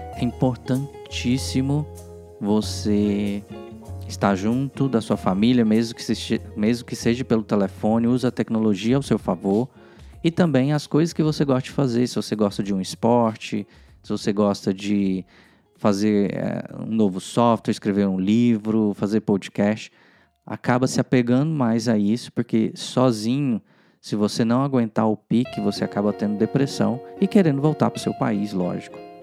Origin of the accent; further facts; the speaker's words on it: Goiânia, Goiás, Brazil; moved away as an adult; also born or lived in Porto Velho, Rondônia / Brasília / Portugal; now in United States; eu sou goiano, né? Eu nasci em Goiânia, morei em outra cidade, morei em Porto Velho, Rondônia, depois morei, voltei para Goiânia